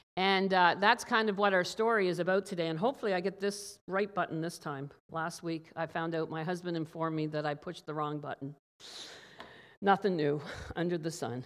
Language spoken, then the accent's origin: English; Newfoundland and Labrador, Canada; growing up as a child in Newfoundland.